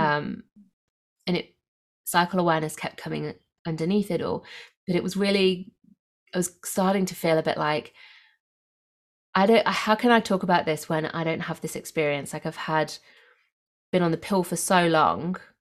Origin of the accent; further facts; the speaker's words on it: England, United Kingdom; now in Australia; I grew up in England where we have for very clear, distinctive seasons